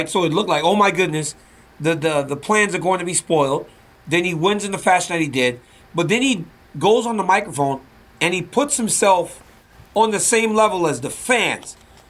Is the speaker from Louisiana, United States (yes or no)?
yes; Louisiana, United States; Because, boy, do you remember the Von Erichs? That's growing up in Louisiana.